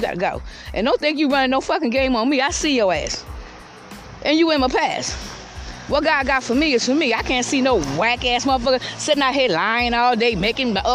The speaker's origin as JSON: {"language": "English", "town": "Georgetown", "region": "South Carolina", "country": "United States", "tie": "born or raised there", "also_born_or_lived": "Columbia, South Carolina", "moved": "as an adult", "lives_now": "Lexington County, United States", "said": "I was in my hometown, Georgetown, which I'm back in Lexington County right now"}